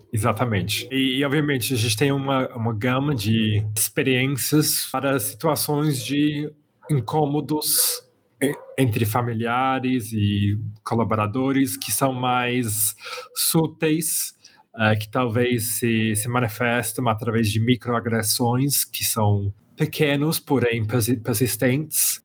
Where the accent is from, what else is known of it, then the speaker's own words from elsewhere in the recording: Birmingham, West Midlands, United Kingdom; Portuguese is a second language; moved away as an adult; also born or lived in London / Belo Horizonte; eu nasci na Inglaterra, eu sou britânico, é, eu venho do centro da Inglaterra, de uma cidade que se chama Birmingham, é, e cresci mais ou menos sempre lá no, no meio da, da Inglaterra